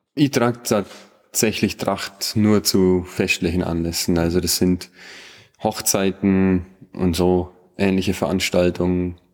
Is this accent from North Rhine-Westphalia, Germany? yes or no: no; Bad Hindelang, Bavaria, Germany; accent: Allgäuer; ich aber hier geboren bin. Also ich bin mit dem Dialekt aufgewachsen, ich schwätze an Dialekt, den Allgäuer